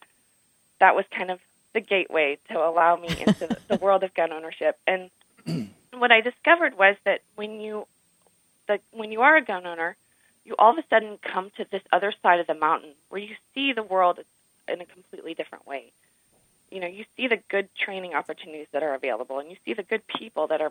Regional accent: Dallas, Texas, United States; I grew up in Dallas. I grew up in a big city

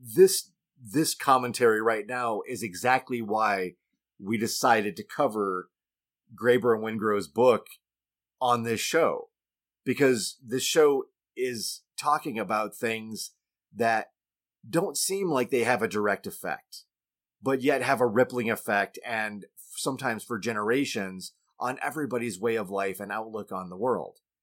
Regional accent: United States; I am an American.

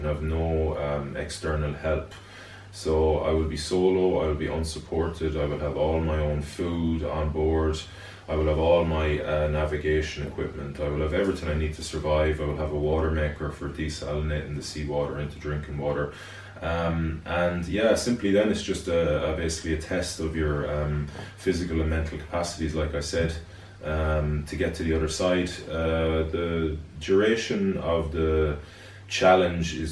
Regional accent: Galway, Connacht, Ireland; I'm from Galway originally, from Renmore. I went to the Bish. I graduated the Bish in 1998

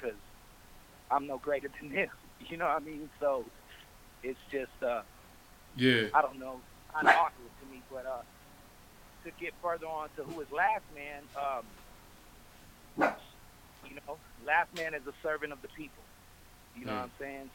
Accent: Anaheim, California, United States; now in Long Beach, United States; I grew up in Anaheim, in the Anaheim Hills

